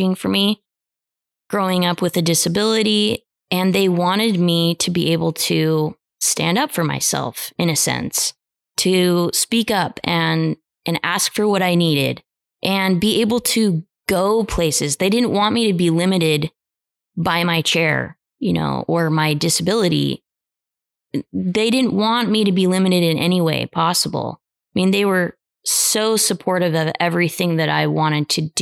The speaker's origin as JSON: {"language": "English", "region": "Idaho", "country": "United States", "tie": "born or raised there", "said": "growing up in Idaho"}